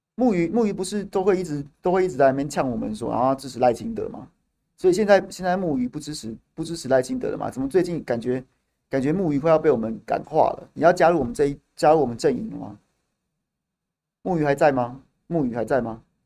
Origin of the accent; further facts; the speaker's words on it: Tainan, Taiwan; 我们台南人